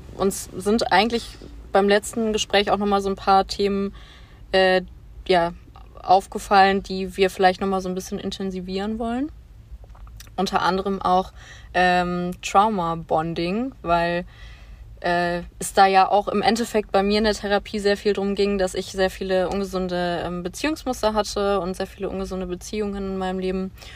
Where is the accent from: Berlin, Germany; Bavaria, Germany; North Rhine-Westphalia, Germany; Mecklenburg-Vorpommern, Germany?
North Rhine-Westphalia, Germany; Bonn; moved away; Ich komme ursprünglich aus Bonn